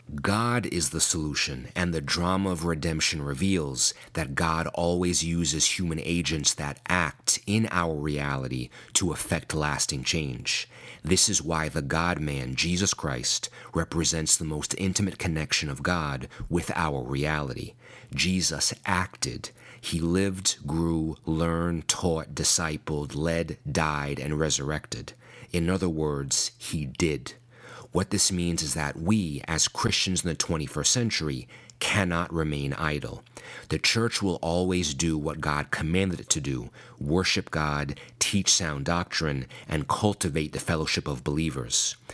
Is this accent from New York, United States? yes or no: yes; Long Island, New York, United States; also born or lived in Brooklyn; I was born in Brooklyn. I was raised in Long Island.